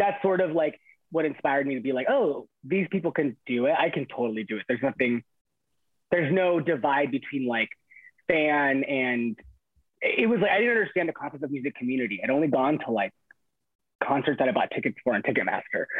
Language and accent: English; Inland Empire, California, United States; I grew up in the Inland Empire, which is like 40 minutes east of Los Angeles